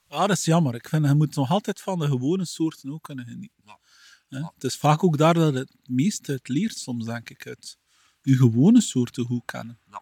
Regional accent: Flanders, Belgium

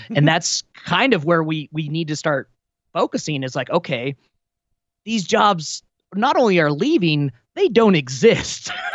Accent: Wyoming, United States; moved away; growing up in Wyoming

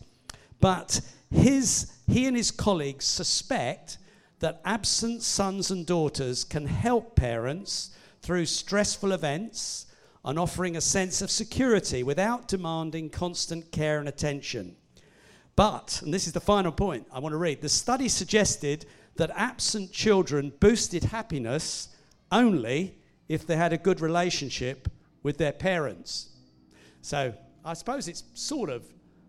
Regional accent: Hastings, South East England, United Kingdom; moved away as an adult; now in Winchester, United Kingdom; we moved from Hastings, where although we weren't born there, we'd both grown up there

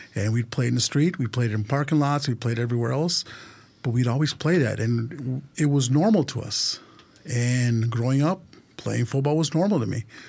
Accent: California, United States; born or raised there; also born or lived in Mexico City, Mexico

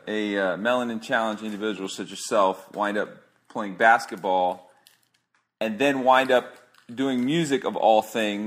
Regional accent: Tampa, Florida, United States; me being a Tampa boy.

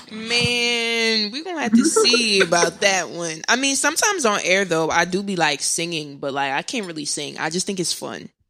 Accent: New Jersey, United States; also born or lived in Irvington, New Jersey; I'm from North Jersey

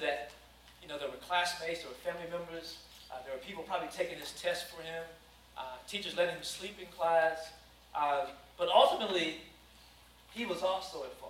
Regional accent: Danville, Kentucky, United States; I grew up in Danville, Kentucky, a sports town

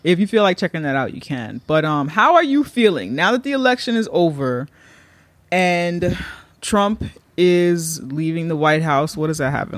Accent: New York, United States; as a New Yorker

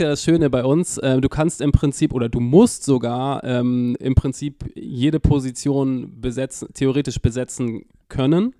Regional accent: Hamburg, Germany; Ich bin tatsächlich gebürtiger Hamburger

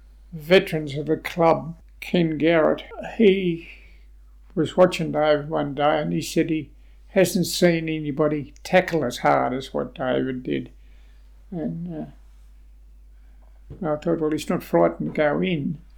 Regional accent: Queensland, Australia; now in Geelong, Australia; I come from Queensland down to Bowen Heads, Geelong, and in Queensland we always wore a hat.

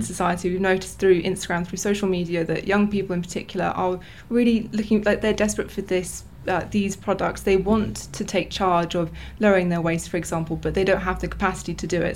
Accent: England, United Kingdom; moved away as an adult; now in Novi Sad, Serbia; born and raised in England

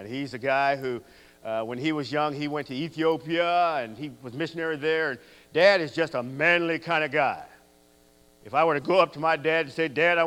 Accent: San Leandro, California, United States; now in Victorville, United States; growing up in the Church of Christ in San Leandro, California

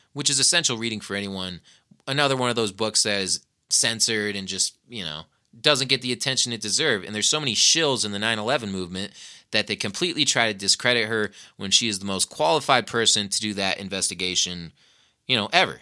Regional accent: Nevada, United States; here at my home state

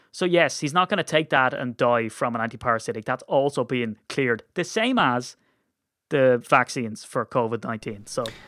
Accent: Ireland; we're Irish

